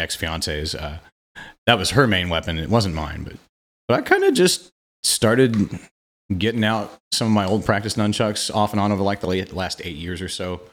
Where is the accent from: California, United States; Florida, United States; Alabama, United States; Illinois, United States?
Illinois, United States; Quincy; moved away as an adult; also born or lived in Saint Joseph, Missouri; now in Kansas City, United States; lived in Quincy, Illinois, my hometown, until I was twenty-one